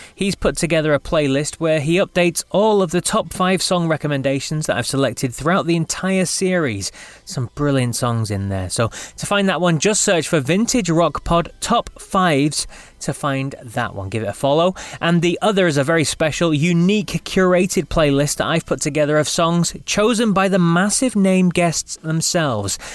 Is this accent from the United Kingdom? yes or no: yes; England, United Kingdom; moved away as an adult; now in Scotland, United Kingdom; I'm I'm from England, but i have lived in Scotland now for the last what 17 years or something like that.